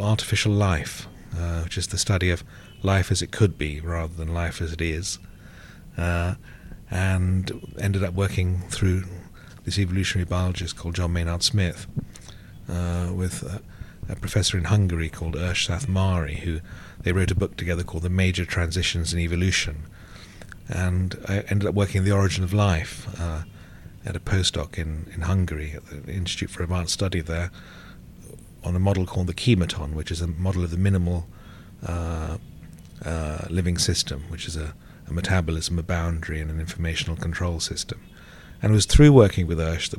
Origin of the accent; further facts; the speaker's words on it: England, United Kingdom; also born or lived in Sri Lanka; I was born in Sri Lanka. I left here when I was about 4 to England